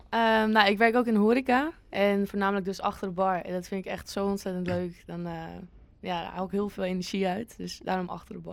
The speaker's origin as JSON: {"language": "Dutch", "town": "Winkel", "region": "North Holland", "country": "Netherlands", "moved": "yes", "lives_now": "Amsterdam, Netherlands", "said": "het heet Winkel, waar ik vandaan kom"}